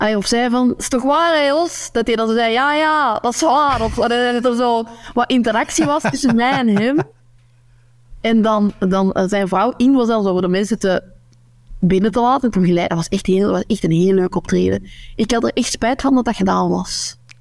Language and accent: Dutch; Noorderkempen, Flanders, Belgium; accent: Kempisch; moved away as an adult; now in West Flanders, Belgium; Ik, ik spreek mijn Kempisch accent. Ehm, maar de Kempen, de Noorderkempen, ligt in de provincie, provincie Antwerpen